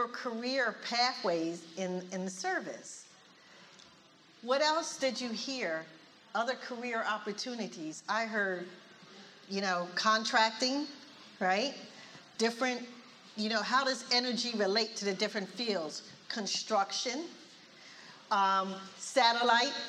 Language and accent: English; Philadelphia, Pennsylvania, United States; I'm from Philly